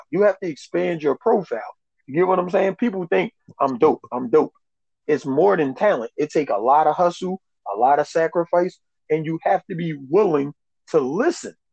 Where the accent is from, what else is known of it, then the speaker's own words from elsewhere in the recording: New York, United States; moved away as an adult; also born or lived in Albany, New York; I actually I'm from New York